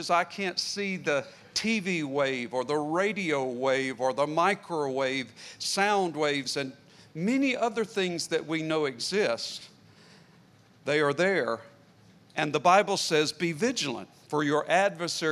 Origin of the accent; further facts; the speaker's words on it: United States; I grew up in the northern part of the Carolinas and along the border, and we could see the mountains off in the distance